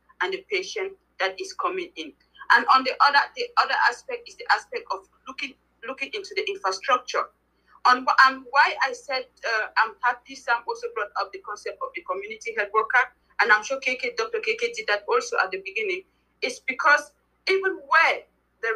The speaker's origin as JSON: {"language": "English", "country": "Cameroon", "moved": "yes", "lives_now": "Germany", "said": "I am actually based in Germany, but I'm originally from Cameroon"}